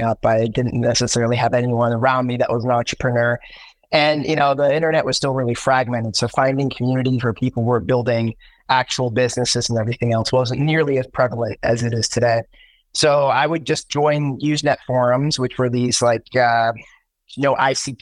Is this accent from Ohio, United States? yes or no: yes; Central Ohio, United States; also born or lived in Cleveland, Ohio; I grew up in Central Ohio